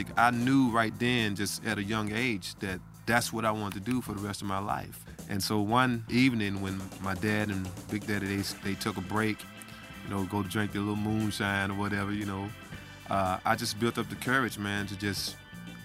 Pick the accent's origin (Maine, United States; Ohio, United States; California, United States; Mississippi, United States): Mississippi, United States; Holly Springs; moved away as an adult; now in Ashland, United States; I'm from Holly Springs. Went to school in Bahia, Mississippi. But grew up most of my life in Holly Springs, Mississippi.